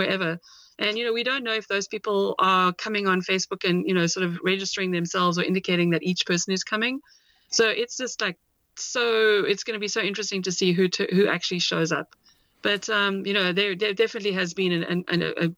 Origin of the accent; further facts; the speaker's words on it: South Africa; now in Seattle, United States; I'm from South Africa